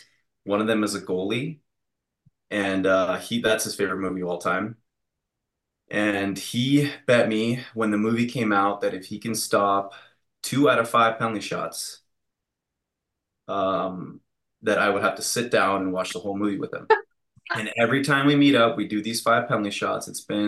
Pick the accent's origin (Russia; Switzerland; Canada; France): Russia; Growing up in Russia, it was a bit tough